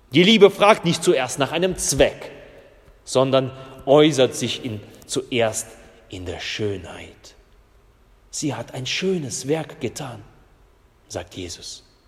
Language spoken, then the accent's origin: German; Russia; moved away; ich komme ja aus Russland und meine, meine Vorfahren sind ja Lutheraner in Russland gewesen